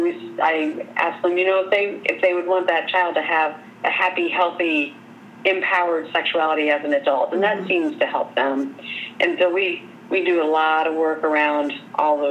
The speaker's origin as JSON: {"language": "English", "town": "Corydon", "country": "United States", "tie": "born or raised there", "said": "growing up in Corydon, we had terrible Chinese restaurants"}